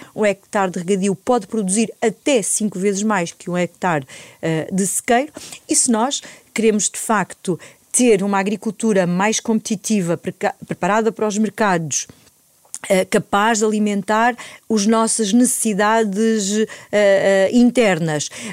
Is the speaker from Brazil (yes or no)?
no; Alto Ribatejo, Portugal; sou do campo, uh, sou do Alto Ribatejo, uma região que também se faz agricultura, embora que seja uma agricultura familiar, uh, de pequena dimensão, onde na minha família sempre se fez